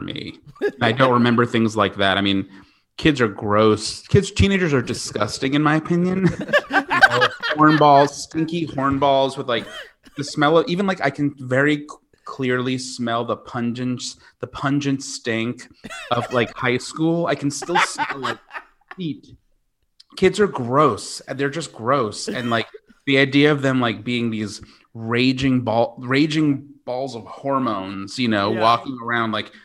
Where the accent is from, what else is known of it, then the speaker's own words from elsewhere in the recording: Smithtown, New York, United States; Long Island. Smithtown